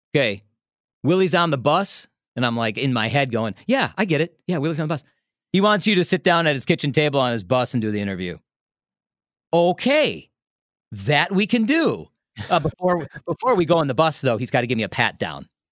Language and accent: English; Des Plaines, Illinois, United States; now in Milwaukee, United States; I grew up in Des Plaines